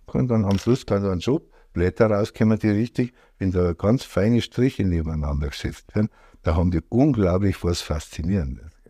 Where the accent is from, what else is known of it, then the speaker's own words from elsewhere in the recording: Degerndorf, Bavaria, Germany; also born or lived in Rosenheim / Schäftlarn; ich bin in Degerndorf aufgewachsen, also bei Bramenburg im Inntal